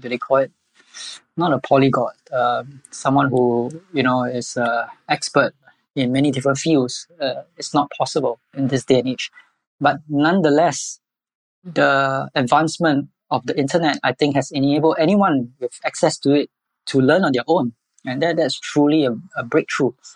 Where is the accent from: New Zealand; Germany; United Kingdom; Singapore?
Singapore; I'm born and bred in Singapore all my life.